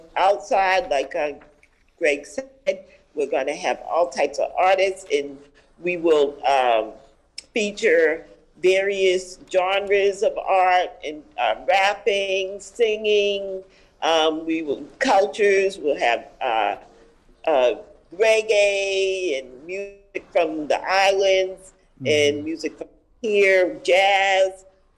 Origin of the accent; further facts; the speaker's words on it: Boston, Massachusetts, United States; Okay, so I'm born and raised in Roxbury